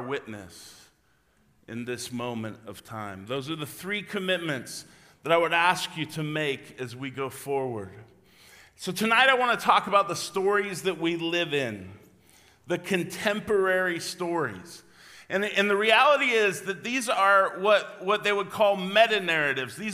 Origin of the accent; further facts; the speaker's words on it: La Grande, Oregon, United States; moved away; I was from La Grande